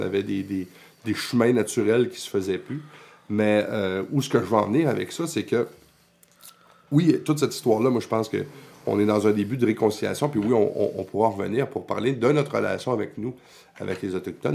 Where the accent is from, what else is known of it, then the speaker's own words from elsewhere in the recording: Quebec, Canada; on est une nation, on est québécois